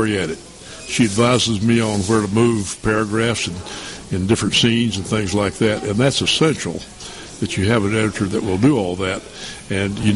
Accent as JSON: {"language": "English", "town": "Knoxville", "region": "Tennessee", "country": "United States", "tie": "born or raised there", "said": "I was born and raised in East Tennessee, Knoxville"}